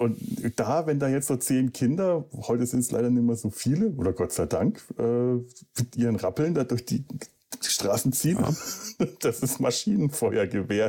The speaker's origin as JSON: {"language": "German", "area": "Franconia", "region": "Bavaria", "country": "Germany", "said": "bei uns in Franken"}